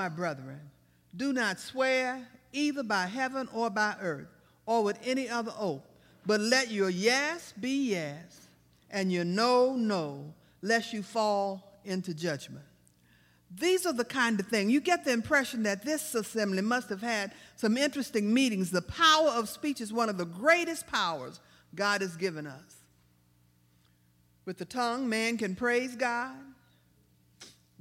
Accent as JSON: {"language": "English", "town": "Baton Rouge", "region": "Louisiana", "country": "United States", "said": "I'm from South Baton Rouge, and I was just kind of raised to fight back"}